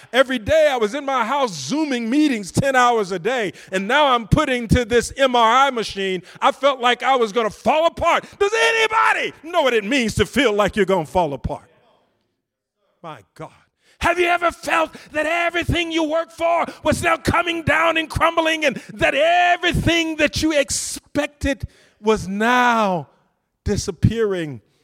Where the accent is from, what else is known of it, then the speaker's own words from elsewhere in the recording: deep south Georgia, United States; moved away; I came from a little town in the rural country, deep south Georgia